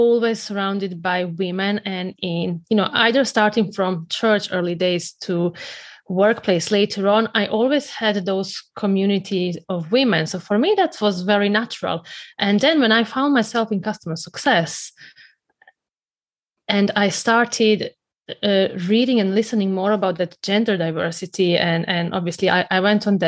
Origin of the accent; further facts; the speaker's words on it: Croatia; moved away; I grew up in Croatia, you know, that little country in Central Europe